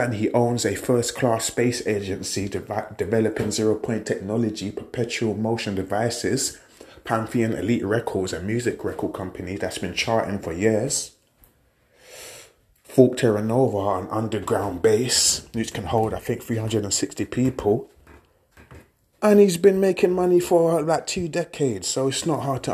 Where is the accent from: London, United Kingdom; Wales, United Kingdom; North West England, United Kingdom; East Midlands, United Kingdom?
London, United Kingdom; Grew up in Peckham, working in Lewisham, Peckham and Ghetto.